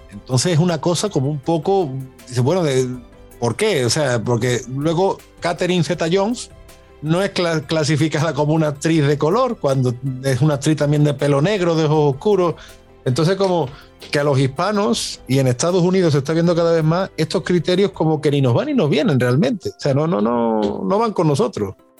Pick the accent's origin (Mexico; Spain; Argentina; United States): Spain; moved away as an adult; como muchos españoles que nos conocimos al otro lado del charco